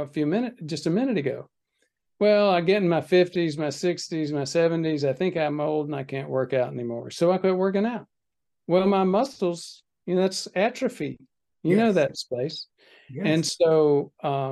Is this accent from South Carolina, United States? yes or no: yes; Spartanburg, South Carolina, United States; also born or lived in New York; I grew up in the Deep South.